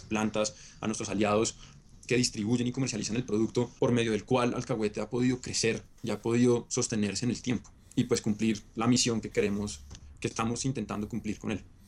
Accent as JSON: {"language": "Spanish", "region": "Bogotá", "country": "Colombia", "tie": "born or raised there", "said": "Yo soy bogotano, nacido y criado acá"}